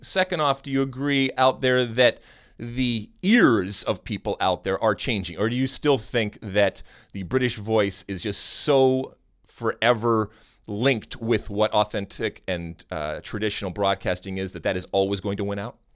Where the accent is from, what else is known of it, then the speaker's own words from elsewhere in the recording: Midwest, United States; accent: Midwestern; my Midwestern accent